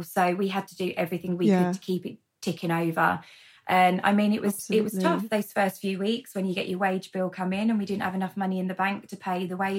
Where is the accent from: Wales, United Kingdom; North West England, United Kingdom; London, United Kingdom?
London, United Kingdom; So born and bred in London and then moved around a fair bit